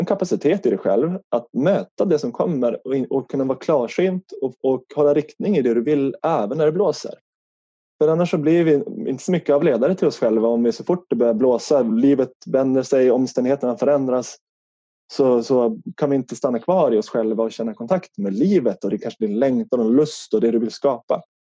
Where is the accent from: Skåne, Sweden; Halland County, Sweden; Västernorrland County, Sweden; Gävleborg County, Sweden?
Västernorrland County, Sweden; Härnösand; accent: Norrland dialect; now in Stockholm, Sweden; Utanför Härnösand i Norrland så eh, bor jag bott på ett hus ute på landet